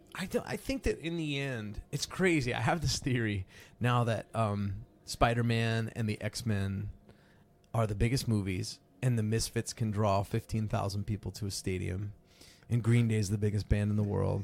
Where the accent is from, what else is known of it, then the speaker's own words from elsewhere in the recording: East Coast of the US, United States; moved away as an adult; now in California, United States; I'm from the East Coast of, of, of the U S